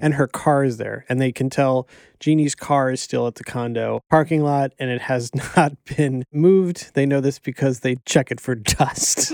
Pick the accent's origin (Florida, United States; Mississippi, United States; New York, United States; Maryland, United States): Florida, United States; Miami; growing up in Miami, there was a Hooters near my grandparents